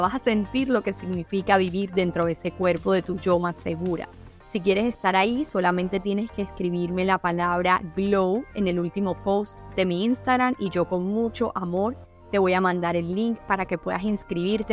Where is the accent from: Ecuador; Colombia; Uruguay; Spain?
Colombia; somos colombianos